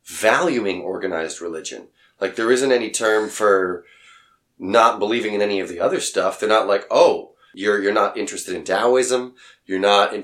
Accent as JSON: {"language": "English", "country": "Israel", "tie": "born or raised there", "said": "I was born in Israel, that I have Israeli parents"}